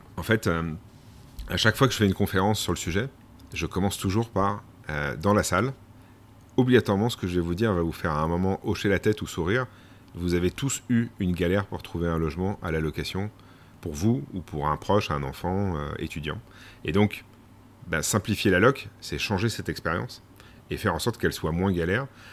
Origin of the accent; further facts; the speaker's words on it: Domont, Île-de-France, France; moved away; also born or lived in Les Sables-d'Olonne area, western France; je suis né en région parisienne, dans le Val d'Oise, à Daumont exactement